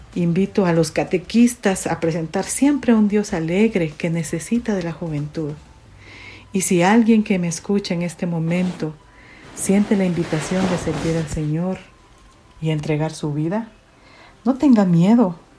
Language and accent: Spanish; San José Pinula, Guatemala Department, Guatemala; also born or lived in Costa Rica; Nací en San José Pinula, Guatemala